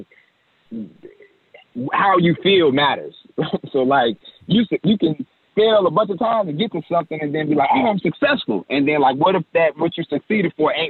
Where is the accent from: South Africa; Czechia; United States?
United States; Chicago, Illinois; I'm from Chicago